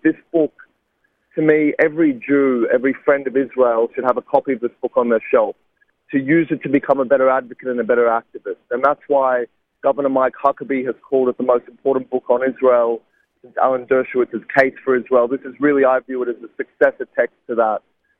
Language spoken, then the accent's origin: English; Sydney, New South Wales, Australia; I took him to deliver a guest lecture at a university in my hometown of Sydney